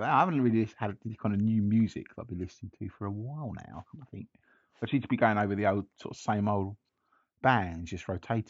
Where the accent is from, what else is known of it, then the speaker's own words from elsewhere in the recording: Canberra, Australian Capital Territory, Australia; I'm from Canberra, the capital, just to be clear.